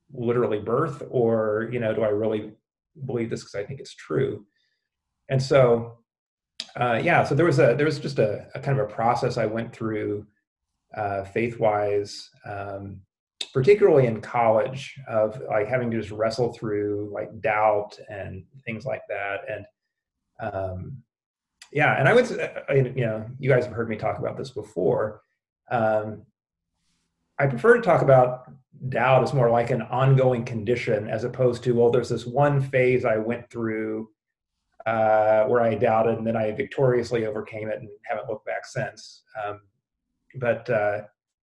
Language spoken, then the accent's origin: English; Springfield, Missouri, United States; moved away as an adult; also born or lived in Chicago; I grew up in Springfield, Missouri, one of several places that claims to be the buckle of the Bible Belt